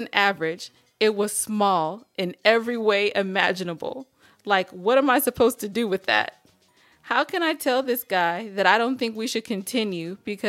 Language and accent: English; California, United States; I'm from California.